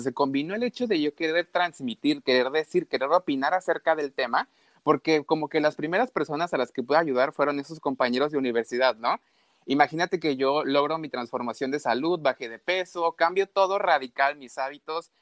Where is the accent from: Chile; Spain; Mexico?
Mexico; also born or lived in Veracruz; Yo vivo exactamente en Veracruz, soy de México.